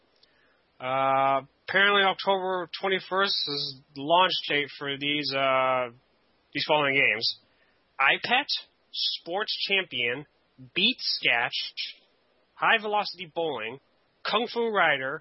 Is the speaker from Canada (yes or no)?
yes; Canada